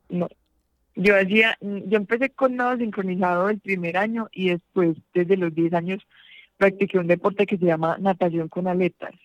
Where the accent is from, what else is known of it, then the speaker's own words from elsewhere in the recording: Pereira, Risaralda, Colombia; moved away; allá en Pereira, que es mi ciudad natal